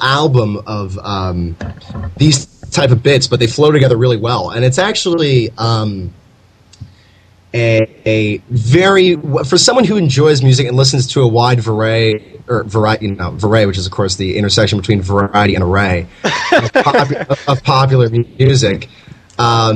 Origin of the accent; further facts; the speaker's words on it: Mohnton, Pennsylvania, United States; Moton, which you and I hail from